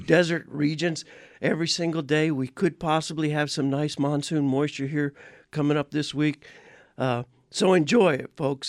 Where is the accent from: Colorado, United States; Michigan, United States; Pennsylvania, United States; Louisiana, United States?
Louisiana, United States; born or raised there; now in Arizona, United States